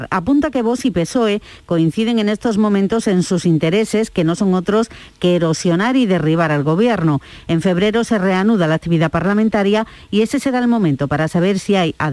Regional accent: Andalusia, Spain; yo como andaluza

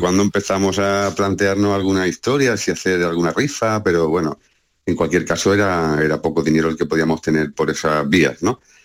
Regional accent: Cardeña, Andalusia, Spain; now in Jerez de la Frontera, Spain; en Cardeña, que es mi pueblo

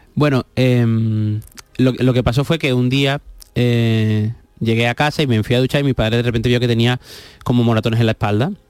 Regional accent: Seville, Andalusia, Spain; also born or lived in Huelva; hemos vivido la mayoría del tiempo de nuestra vida en Sevilla. Entonces, pues yo siempre digo que soy de los dos sitios, no me siento nuez y me siento sevillano

